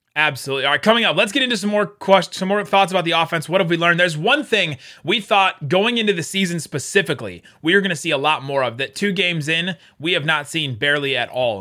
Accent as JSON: {"language": "English", "town": "Cincinnati", "region": "Ohio", "country": "United States", "tie": "born or raised there", "said": "I grew up in Cincinnati, so I'm a Bengals fan"}